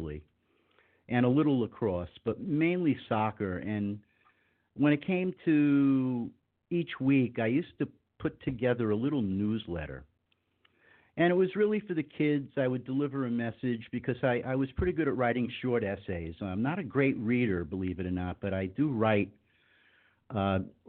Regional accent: Long Island, New York, United States; moved away as an adult; also born or lived in Dallas / Denver; now in North Miami Beach, United States; I grew up in New York. In the 50s

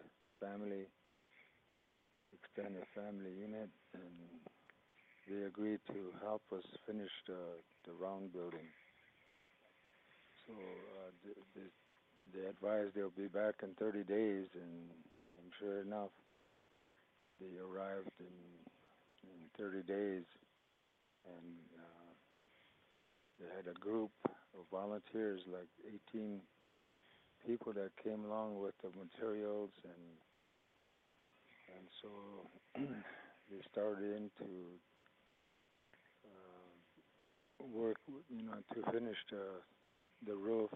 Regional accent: Wounded Knee, South Dakota, United States; English is a second language; I grew up here in Wounded Knee, and my mother, my father, grandparents all resided here. And the time I was growing up, nobody spoke English in our family

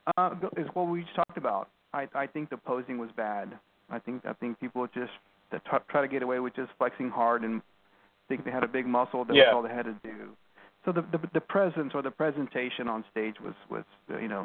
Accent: Texas, United States; I grew up here in Texas, you know, in this area

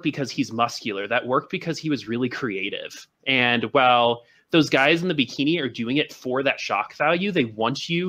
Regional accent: Boulder, Colorado, United States; I'm also from Boulder, Colorado

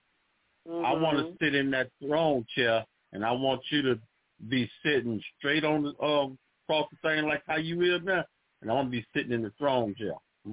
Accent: Louisiana, United States; I'm from Louisiana.

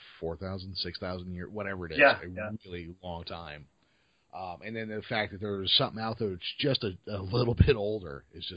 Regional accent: Modesto, California, United States; Now, see, I am from George Lucas's hometown.

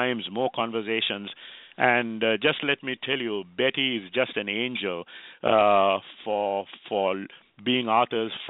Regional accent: Sri Lanka; now in Herndon, Virginia, United States; a Sri Lankan

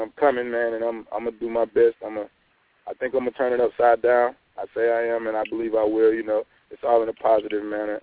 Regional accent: Douglas, Georgia, United States; My hometown, which is Douglas, Georgia.

